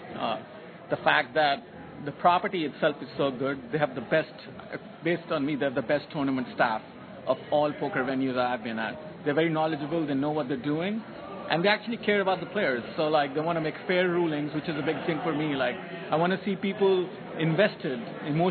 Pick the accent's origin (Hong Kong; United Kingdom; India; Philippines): India; moved away as an adult; now in United States; I'm an Indian. I was born in India